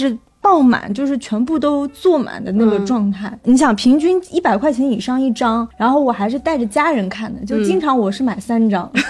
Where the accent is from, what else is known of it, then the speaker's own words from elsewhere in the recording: Nantong, Jiangsu, China; 江苏南通，就算是一个三线城市，对吧？